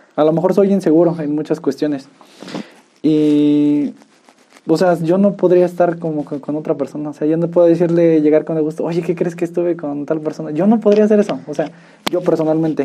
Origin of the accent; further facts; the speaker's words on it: Tolimán, Querétaro, Mexico; yo soy de Tolimán